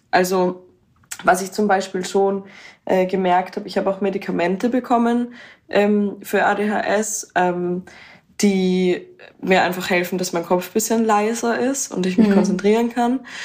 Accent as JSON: {"language": "German", "region": "Vienna", "country": "Austria", "said": "und ich komme aus Wien"}